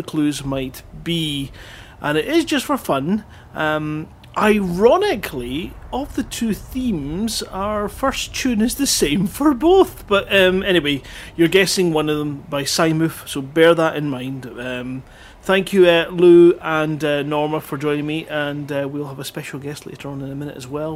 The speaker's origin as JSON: {"language": "English", "region": "Scotland", "country": "United Kingdom", "said": "I'm from Scotland"}